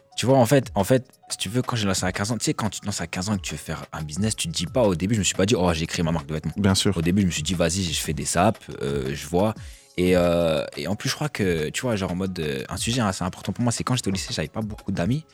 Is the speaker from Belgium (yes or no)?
no; Nancy, Grand Est, France; moved away; je viens de province, je viens d'ici justement, de Nancy